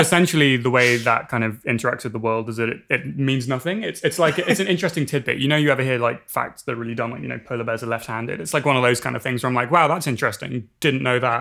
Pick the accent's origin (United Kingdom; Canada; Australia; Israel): United Kingdom; England; moved away as an adult; now in Berkeley, United States; I grew up in England, as I'm, I'm sure you can tell